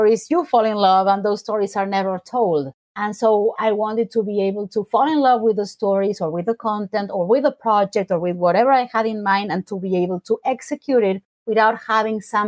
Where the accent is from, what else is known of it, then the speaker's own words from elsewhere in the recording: Argentina; English is a second language; moved away as an adult; now in United States; growing up in Argentina